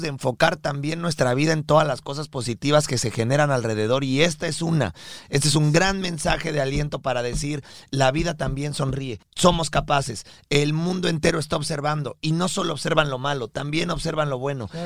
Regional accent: Mexico; somos mexicanos de nacimiento y colombianos de corazón

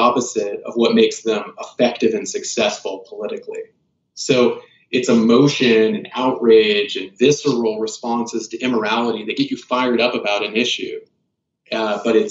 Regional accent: United States; also born or lived in Kansas / South Carolina; I grew up in Kansas and South Carolina.

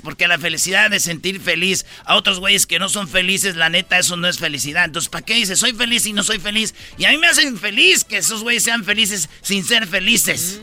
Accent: Quilpan, Michoacán, Mexico; En mi pueblo, ahí en Quilpan, Michoacán

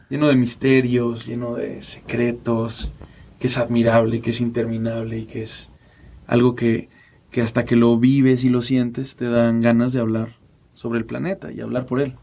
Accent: Mexico; como mexicanos

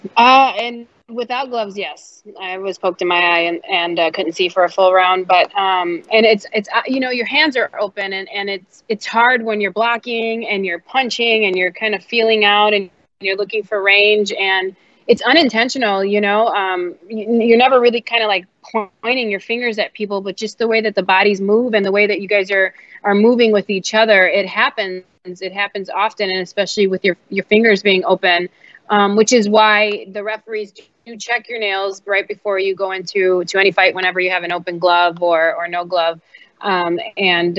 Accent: Chicago, Illinois, United States; now in New York, United States; I'm from Chicago

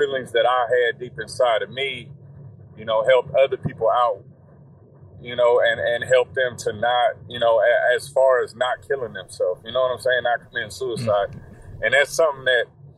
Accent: Indiana, United States; growing up here, like, you know, I'm from the Midwest

